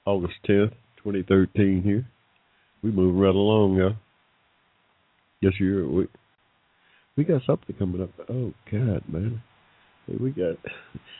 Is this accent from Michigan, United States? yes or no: no; Georgia, United States; I was born in 1945 in Georgia